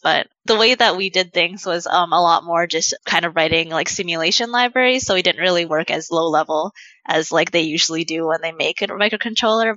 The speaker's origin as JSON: {"language": "English", "region": "Saskatchewan", "country": "Canada", "moved": "as an adult", "lives_now": "Vancouver, Canada", "said": "I'm originally from the Canadian prairies. I'm from Saskatchewan, but I came here for school."}